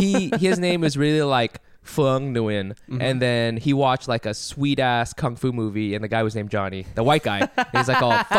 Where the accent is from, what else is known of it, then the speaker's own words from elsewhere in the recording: Southern California, United States; I grew up in Southern California